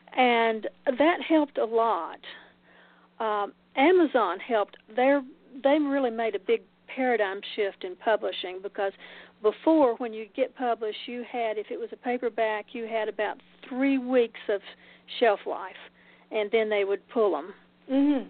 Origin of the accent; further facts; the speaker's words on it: Oak Ridge, Tennessee, United States; moved away; also born or lived in Macon; We recently moved back to Oak Ridge, which is my Oak Ridge, Tennessee, which is my hometown